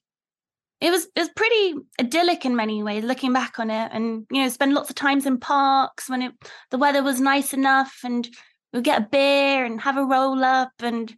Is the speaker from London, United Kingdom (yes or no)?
yes; London, United Kingdom; I grew up in London